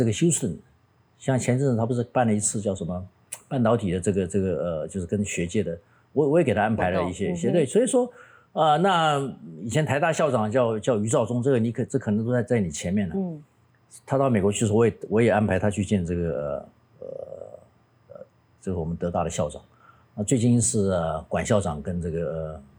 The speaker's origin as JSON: {"language": "Chinese", "country": "Taiwan", "said": "我们应该要告诉全世界的人，我们台湾人的利益在什么地方？"}